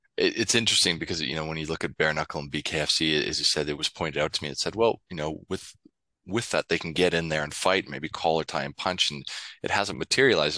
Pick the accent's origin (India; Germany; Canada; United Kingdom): Canada; now in Sydney, Australia; as a Canadian